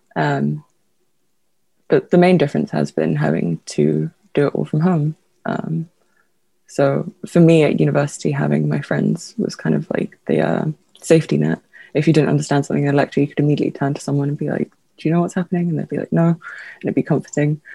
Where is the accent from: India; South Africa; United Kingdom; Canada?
United Kingdom; London; also born or lived in Lithuania; I was born in Lithuania, but I moved here when I was very young, so I consider myself a Londoner.